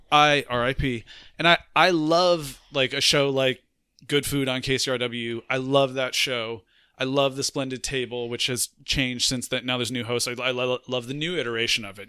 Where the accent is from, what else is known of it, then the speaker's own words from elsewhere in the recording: United States; also born or lived in Montreal, Canada; I was there as an American